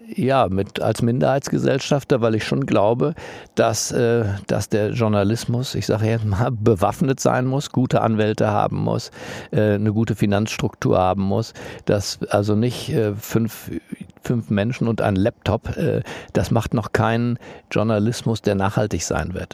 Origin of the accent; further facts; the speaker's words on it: Germany; wir Deutschen